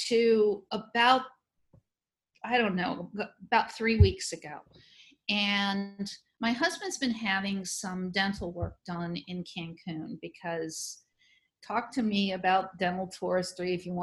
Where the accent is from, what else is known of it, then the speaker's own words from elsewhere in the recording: New Orleans, Louisiana, United States; here in my hometown